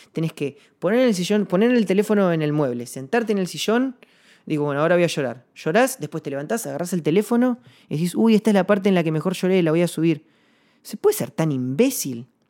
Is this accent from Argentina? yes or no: yes; Rada Tilly, Chubut, Argentina; now in Buenos Aires, Argentina; mi ciudad natal, yo vivo en Buenos Aires, pero actualmente, pero, pero soy nacido en, en y en Chubut